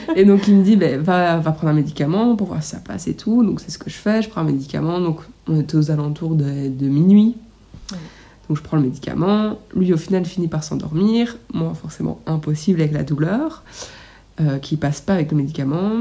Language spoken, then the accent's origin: French; Belgium; on vient de Belgique